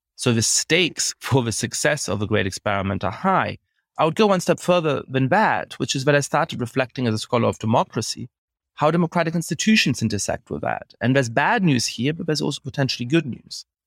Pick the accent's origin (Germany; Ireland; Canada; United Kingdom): Germany; moved away; I grew up in Germany